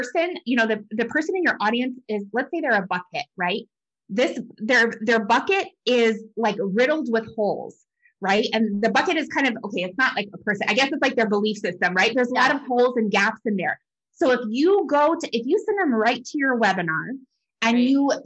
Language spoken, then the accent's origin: English; New Mexico, United States; I grew up in New Mexico and it was high elevation